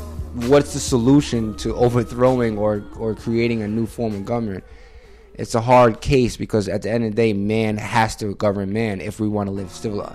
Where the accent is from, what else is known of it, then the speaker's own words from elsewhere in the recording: Long Island, New York, United States; moved away as an adult; also born or lived in Newark, New Jersey; I'm from Long Island, New York. I came to Newark to play basketball for Rutgers, Newark